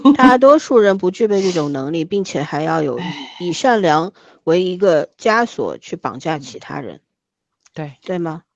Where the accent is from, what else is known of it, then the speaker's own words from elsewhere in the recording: China; 我们中国人啊，嗯。总是习惯性地去，一定要去定义这个爱情必须是什么样子